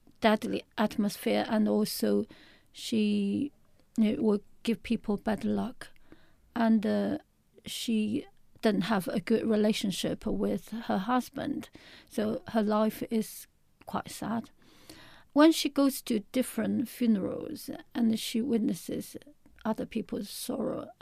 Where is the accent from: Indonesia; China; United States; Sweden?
China; Shanghai; I'm from Shanghai in a big city